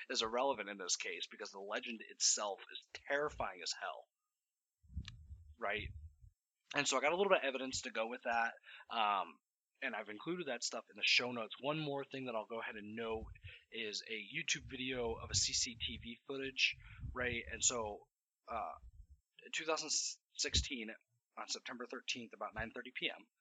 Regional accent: Denver, Colorado, United States; I'm from Colorado and and so is my co-host Dave and I grew up in Denver primarily

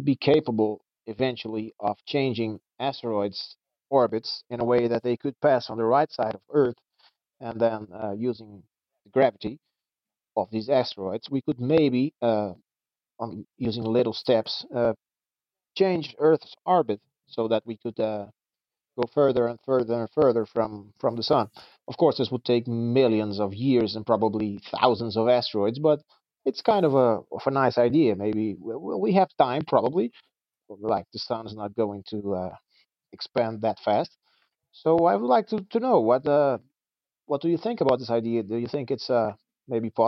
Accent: Brazil; I'm from Brazil.

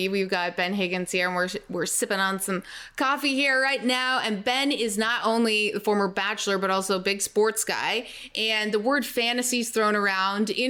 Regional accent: Canada; I'm Canadian

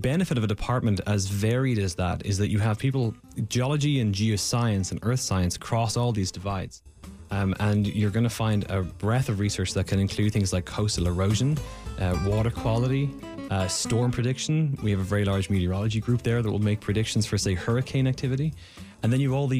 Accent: Ireland; now in United States; I'm Irish, and in Ireland, we don't do geology in secondary school.

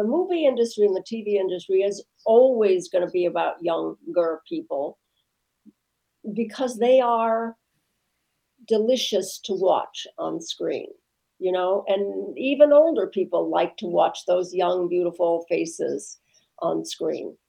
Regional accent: Midwest, United States; I'm from the Midwest

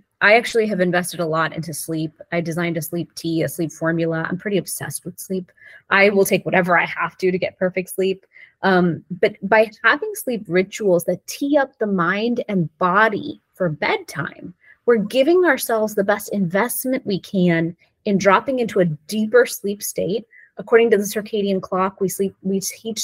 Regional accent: India; now in United States; we as Indians

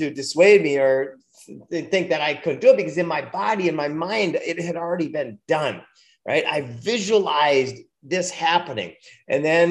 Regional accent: Minnesota, United States; now in Orlando, United States; I grew up in Minnesota

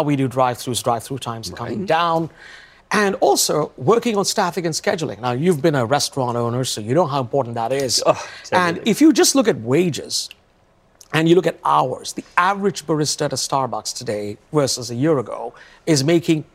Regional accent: India; also born or lived in London; now in Seattle, United States; I come from India

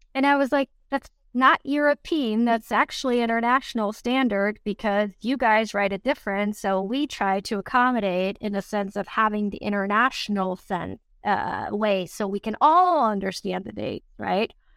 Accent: Germany; moved away; growing up in Germany

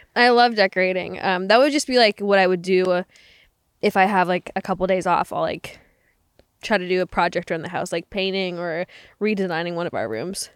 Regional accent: Canada; moved away; I grew up in Canada

